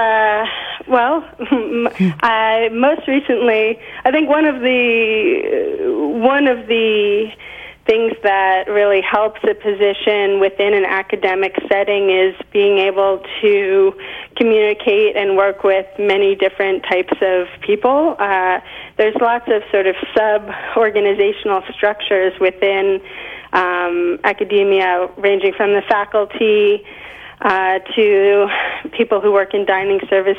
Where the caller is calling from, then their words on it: Great Barrington, Massachusetts, United States; I am calling you from, I am actually in Great Barrington, Massachusetts, right now in South Berkshire County.